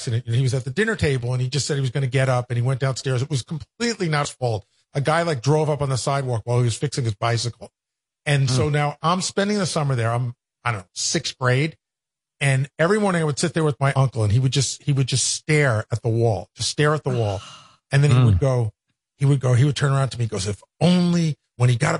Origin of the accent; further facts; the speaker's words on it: Long Island, New York, United States; I grew up on Long Island, and all our relatives lived in Brooklyn.